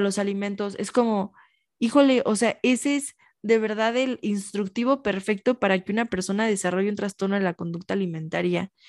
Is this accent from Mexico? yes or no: yes; Michoacán, Mexico; yo soy de Michoacán